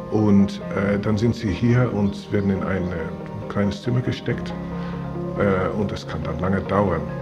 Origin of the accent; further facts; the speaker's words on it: Afghanistan; English is a second language; now in Germany; I'm from Afghanistan. Now it's uh, six months I come in Germany.